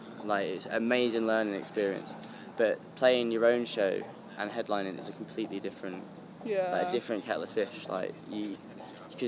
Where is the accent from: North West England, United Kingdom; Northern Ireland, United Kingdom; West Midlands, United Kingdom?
North West England, United Kingdom; Blackburn; also born or lived in Accrington; I was born in Lancashire, England.